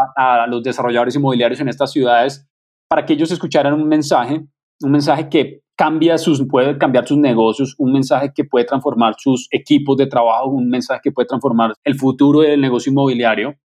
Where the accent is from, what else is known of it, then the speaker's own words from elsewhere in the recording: Colombia; me siento muy orgulloso como colombiano